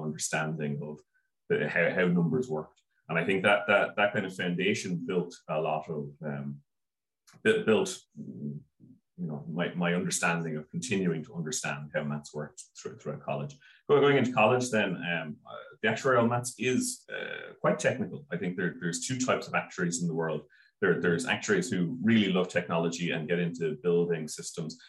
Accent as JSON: {"language": "English", "town": "Wexford", "region": "Leinster", "country": "Ireland", "tie": "born or raised there", "said": "I grew up in Wexford"}